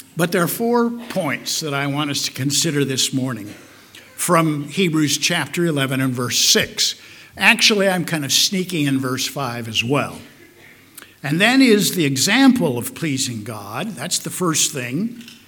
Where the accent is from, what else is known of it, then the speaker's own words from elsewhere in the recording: Omaha, Nebraska, United States; also born or lived in Carter Lake, Iowa; I grew up in Omaha, Nebraska. Well, actually, as many of you know, Carter Lake, Iowa, which is an integral part of Omaha, Nebraska